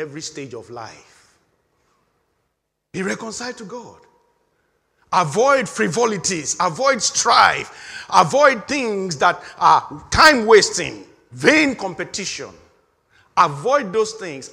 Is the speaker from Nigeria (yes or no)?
yes; Nigeria; moved away; In my home country, in the year 1983, we had, for the first time, things have happened in, this is Nigeria now